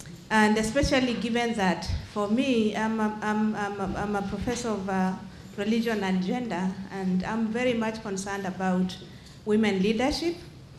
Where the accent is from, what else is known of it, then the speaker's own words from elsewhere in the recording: Kenya; I come from Kenya